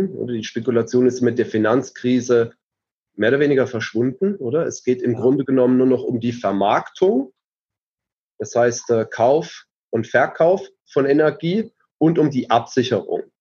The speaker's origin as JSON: {"language": "German", "town": "Heidelberg", "region": "Baden-Württemberg", "country": "Germany", "tie": "born or raised there", "moved": "as an adult", "lives_now": "Switzerland", "said": "Ich komme ursprünglich aus Deutschland. Ja. Bin in, in Heidelberg groß geworden, in äh, Mannheim an die Universität gegangen, habe dort äh, Wirtschaftsinformatik studiert."}